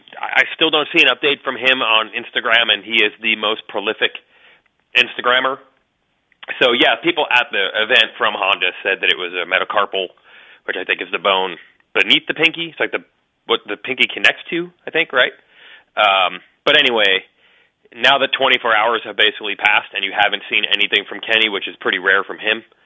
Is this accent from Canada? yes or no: yes; Canada; Being Canadian, that's not a Canadian thing.